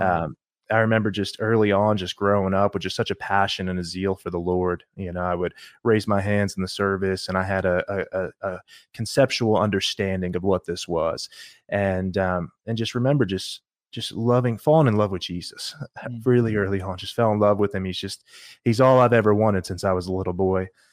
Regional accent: New Jersey, United States; now in Lexington, United States; I grew up in South Jersey, grew up in church

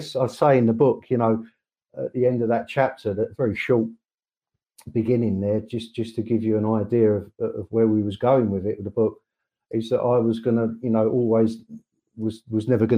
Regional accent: Croydon, London, United Kingdom; I was born in South London, a place called Croydon, 51 years ago

